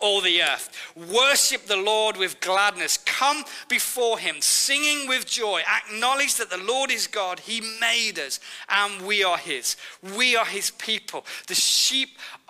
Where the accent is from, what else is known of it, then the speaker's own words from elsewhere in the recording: Nottingham, East Midlands, United Kingdom; I'm from Nottingham